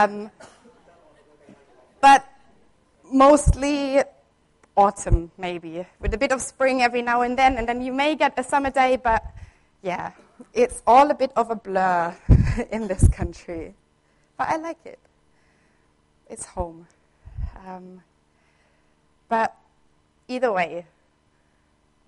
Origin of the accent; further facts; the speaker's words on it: Southern Germany, Germany; moved away as an adult; I grew up in Germany. I was born there, and I spent 20 years of my life there. And in Germany, where I'm from the south at least